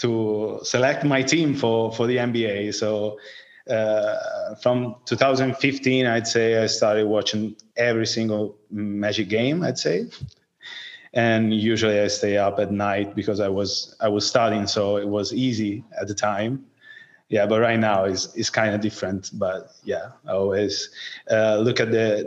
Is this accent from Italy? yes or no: yes; Tuscany, Italy; English is a second language; moved away as an adult; also born or lived in Florence; now in Liguria, Italy; I'm 27, and I'm from Tuscany, but I live in Liguria, that is near Tuscany.